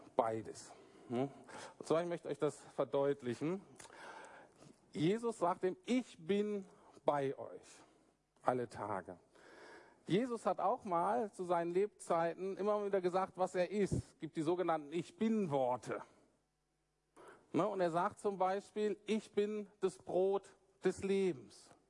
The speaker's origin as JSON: {"language": "German", "country": "Germany", "said": "als Deutsche"}